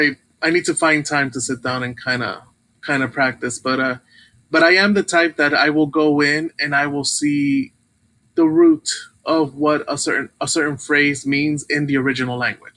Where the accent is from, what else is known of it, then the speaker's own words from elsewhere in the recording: Brooklyn, New York, United States; I'm a little bit familiar because even as a child growing up in Brooklyn, the Hebrew wasn't really spoken. It was more Yiddish.